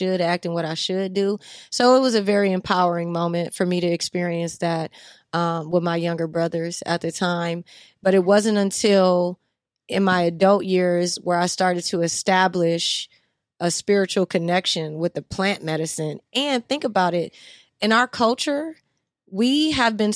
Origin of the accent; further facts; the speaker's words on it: Los Angeles, California, United States; also born or lived in New Orleans, Louisiana; But L.A. is where I'm born and raised.